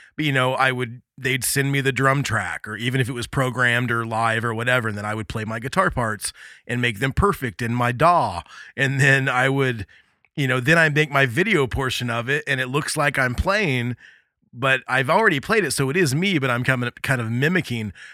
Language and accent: English; Midwest, United States; also born or lived in Indiana; I grew up in the Midwest